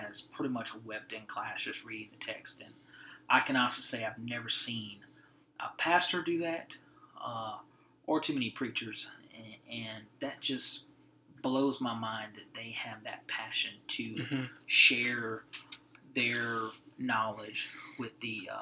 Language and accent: English; Cajun country, Louisiana, United States; moved away as an adult; now in Fort Worth, United States; we're from Cajun country